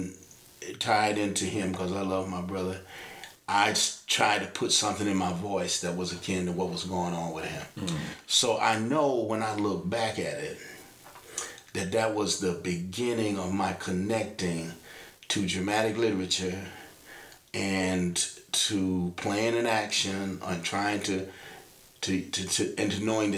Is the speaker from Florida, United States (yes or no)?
no; Kansas City, Kansas, United States; I grew up on the Kansas side of Kansas City